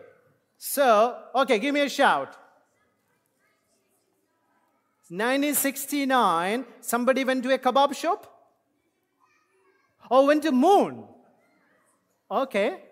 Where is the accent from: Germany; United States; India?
India; English is a second language; moved away; as an Indian, English is my second language